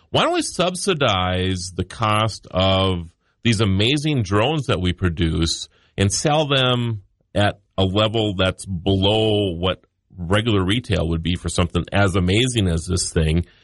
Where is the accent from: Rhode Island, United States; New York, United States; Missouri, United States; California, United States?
New York, United States; New York City; I'm from the New York City area, and I can tell you, people don't get involved.